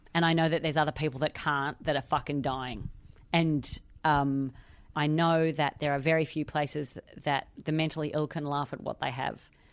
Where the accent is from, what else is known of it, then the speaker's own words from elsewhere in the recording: Australia; now in London, United Kingdom; I am Australian. I live in London